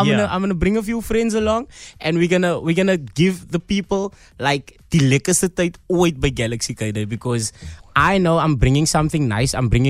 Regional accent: Cape Town, Western Cape, South Africa; I grew up in Bloemendaal.

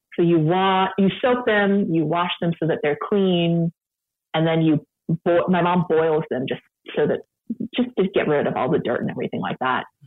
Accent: San Francisco, California, United States; now in Sacramento, United States; I grew up in San Francisco

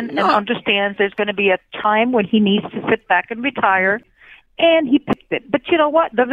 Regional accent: New Jersey, United States; I'm not even from Philly, and I'm from Jersey.

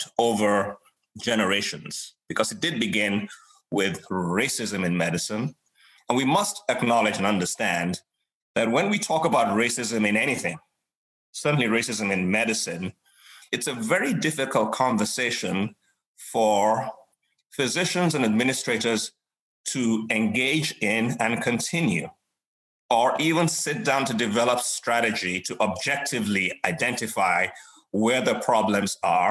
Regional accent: Nigeria; moved away; Nigeria, my home country

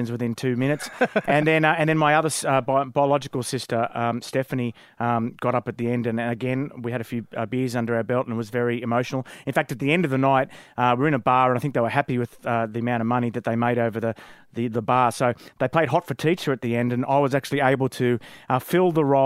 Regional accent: Wollongong, New South Wales, Australia; I came from Wollongong, liked rugby league, and applied for a job at Kerrang

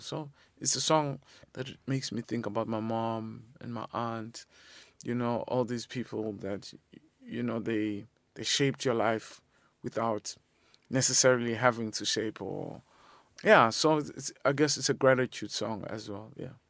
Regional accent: South Africa; being South African

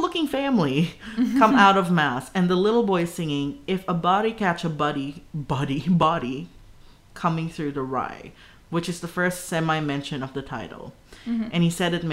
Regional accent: Traralgon, Victoria, Australia; my first few trips on the V-Line to the city in high school with my parents, the V-Line from Traralgon to the city

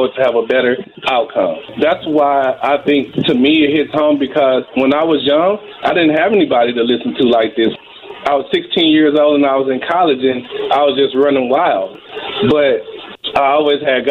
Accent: Mississippi, United States; moved away as an adult; now in Wichita, United States; I'm from Mississippi, but I moved here to play football for Wichita Wild

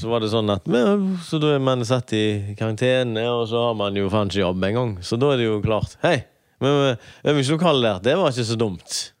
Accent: Høje-Taastrup, Capital Region of Denmark, Denmark; now in Haugesund, Norway; Jeg vokste opp i Høy Torstrup

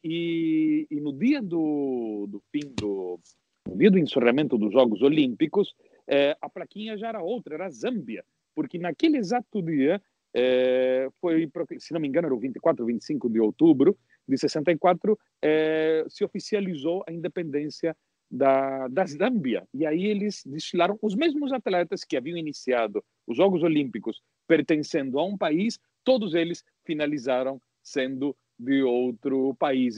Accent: Londrina, Paraná, Brazil; eu, me criei em Londrina

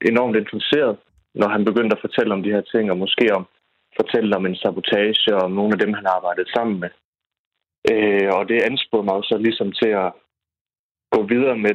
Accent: Hirtshals, North Denmark Region, Denmark; vi er fra Hirtal, så der er bunkers over det hele.

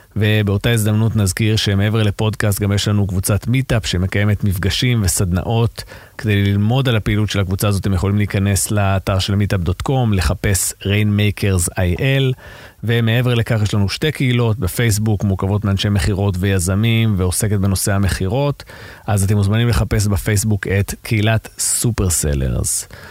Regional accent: Israel; אנחנו כישראלים

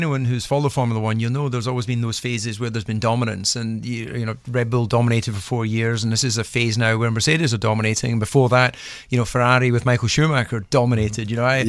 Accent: Scotland, United Kingdom; now in Monaco; as a Scotsman

